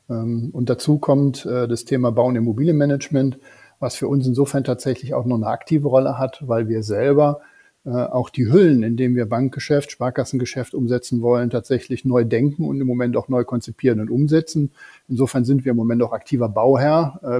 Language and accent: German; North Rhine-Westphalia, Germany; Rheinländer im tiefsten Herzen, gehen wir mal jetzt ehrlich zu. Ich glaube, diesen genetischen Defekt wird man so schnell nicht wieder los.